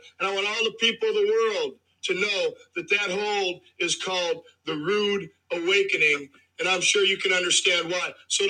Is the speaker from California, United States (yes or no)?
no; Mobile, Alabama, United States; What I want you to know is that I'm from the Deep South, good old Mobile, Alabama.